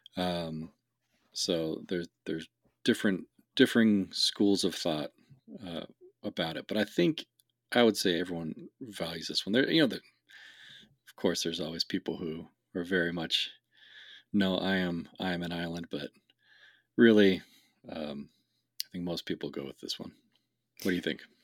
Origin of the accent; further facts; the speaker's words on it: West Coast, United States; I grew up in the West, on, on the West Coast